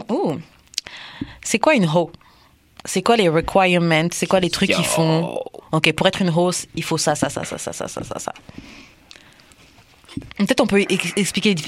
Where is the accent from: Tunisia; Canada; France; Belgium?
France; moi, je suis de France